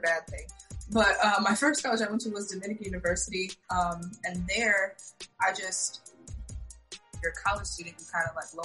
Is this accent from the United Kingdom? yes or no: no; Lisbon, Portugal; I was born in Portugal, that's where I'm from